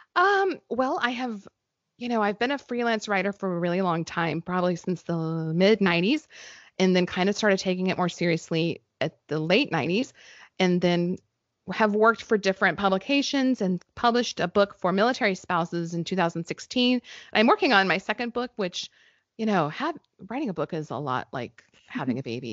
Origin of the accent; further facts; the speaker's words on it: New Mexico, United States; moved away; where I grew up in New Mexico